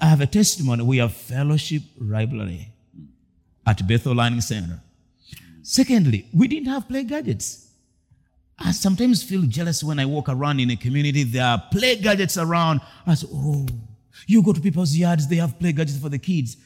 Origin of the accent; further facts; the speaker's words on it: Masaka, Central Region, Uganda; I grew up in the village, Rio deep down in my own community in Masaka.